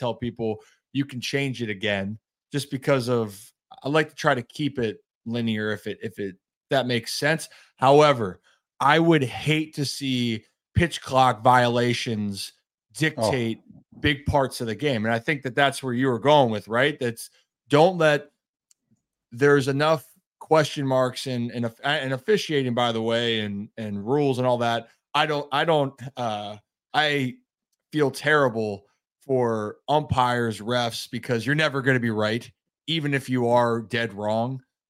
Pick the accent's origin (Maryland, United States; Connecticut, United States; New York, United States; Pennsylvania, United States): Maryland, United States; Baltimore; I'm from Baltimore, the Orioles, great story, the best story in baseball.